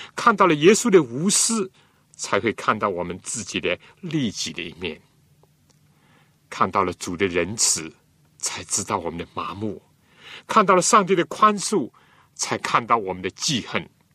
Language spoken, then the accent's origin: Chinese; China; 我们中国人